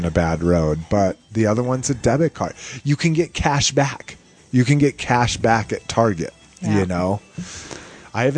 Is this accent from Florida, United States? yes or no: no; Albuquerque, New Mexico, United States; in my hometown of Albuquerque, New Mexico